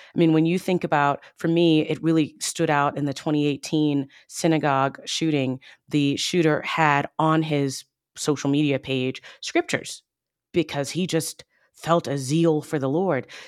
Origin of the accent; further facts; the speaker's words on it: Baltimore, Maryland, United States; I grew up in the Baltimore, D C area.